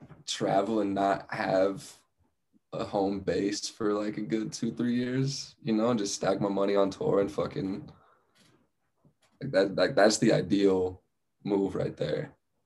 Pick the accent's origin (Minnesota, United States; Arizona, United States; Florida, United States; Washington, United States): Arizona, United States; Flagstaff; born or raised there; also born or lived in Phoenix